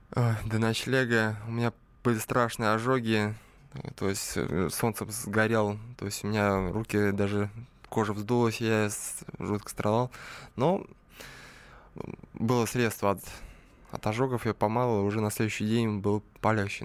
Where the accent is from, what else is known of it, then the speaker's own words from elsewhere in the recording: Slantsy, Leningrad Oblast, Russia; now in Saint Petersburg, Russia; я, конечно, не родом из Питера, а из маленького города Сланцы, недалеко от Ческого озера